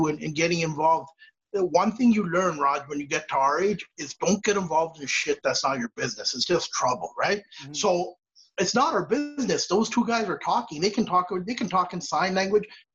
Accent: Canada; as a Canadian

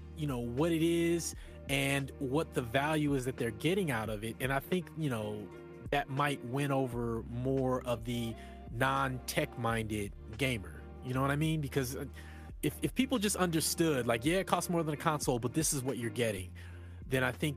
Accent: United States; moved away as an adult; now in Canada; born and raised in the States, and then I moved up here

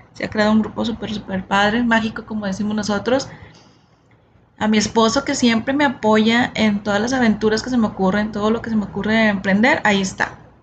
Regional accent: Monterrey, Nuevo León, Mexico; nací aquí en Monterrey, Nuevo León, México

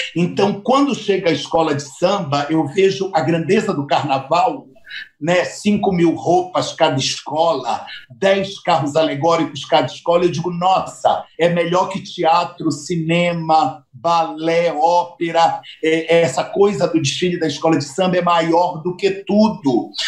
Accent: Belém, Pará, Brazil; moved away; nasci em Belém.

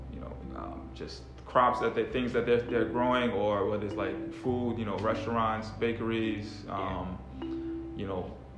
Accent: Long Island, New York, United States; moved away as an adult; also born or lived in Washington, D.C.; I'm Haitian. I grew up in New York.

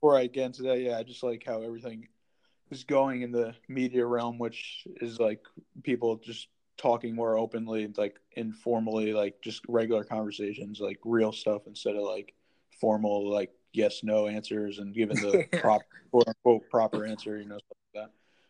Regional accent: West Haven, Connecticut, United States; I'm from West Haven, Connecticut.

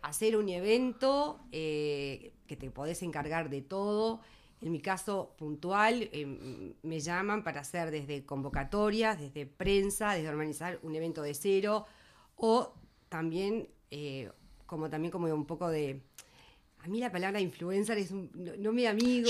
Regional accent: Melo, Cerro Largo, Uruguay; moved away as an adult; also born or lived in Montevideo; Yo me vine de Melo a los 18 años, como se vienen todos los que van a estudiar, eh, se vienen, migran del interior

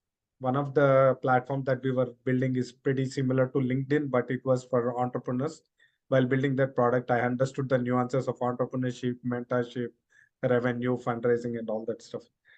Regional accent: Hyderabad, Telangana, India; moved away as an adult; also born or lived in Dallas, United States; I was born and brought up in Hyderabad. Half my life I was in Hyderabad and the other half I lived in Dallas, USA.

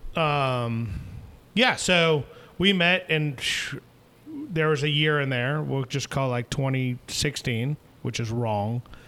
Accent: southern New Hampshire, United States; moved away as an adult; also born or lived in Washington, D.C. / Rhode Island / Boiling Springs, South Carolina; now in Anderson, United States; originally born in D.C. Okay. Um, you know, grew up in a split split household. Um, spent most of my time in southern New Hampshire

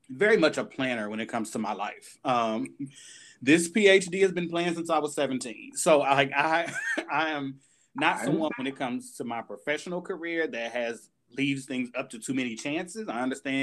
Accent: Indianapolis, Indiana, United States; I attended Indiana University, Purdue University of Indianapolis, here in my hometown in Indianapolis.

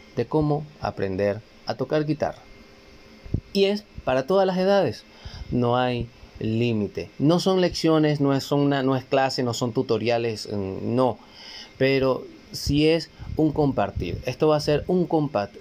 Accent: Guatire, Miranda, Venezuela; Un saludo a todos ustedes de parte de este venezolano, desde acá, desde Venezuela, claro que sí, el estado Miranda, donde en Guatire

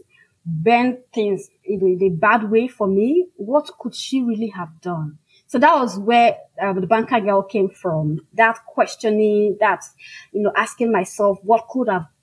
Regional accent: Nigeria; first language Igbo; English is a second language; I am African. I'm Nigerian, I'm a full-fledged Igbo woman

